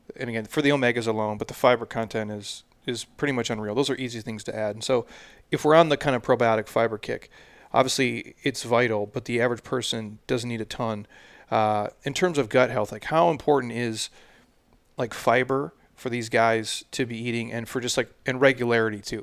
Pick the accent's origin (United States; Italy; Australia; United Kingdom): United States; Midwest; I'm from the Midwest